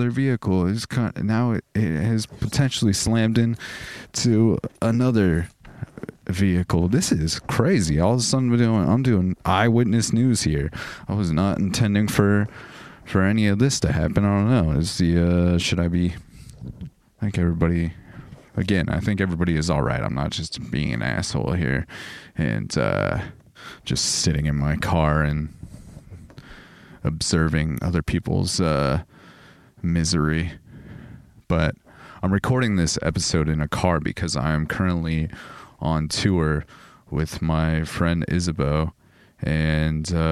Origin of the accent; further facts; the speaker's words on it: Southern California, United States; I'm from Southern California